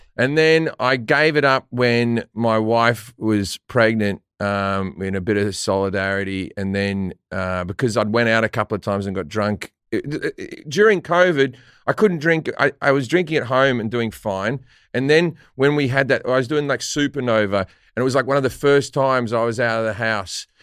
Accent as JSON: {"language": "English", "country": "Australia", "said": "an Australian"}